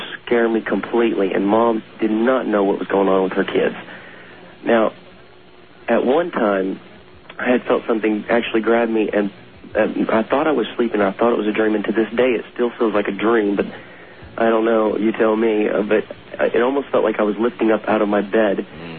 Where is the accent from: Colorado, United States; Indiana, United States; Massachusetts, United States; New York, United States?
Indiana, United States; Hi. I'm from Indiana. I'm a private in the U.S. military Army.